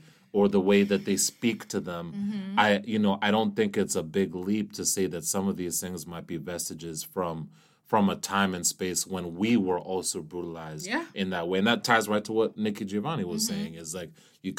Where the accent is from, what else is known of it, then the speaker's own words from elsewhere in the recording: Kenya; moved away; I was born in Kenya